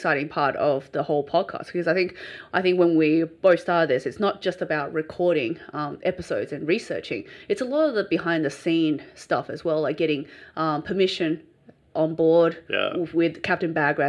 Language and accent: English; Australia; accent: bogan; I think I'm more Australian than you are.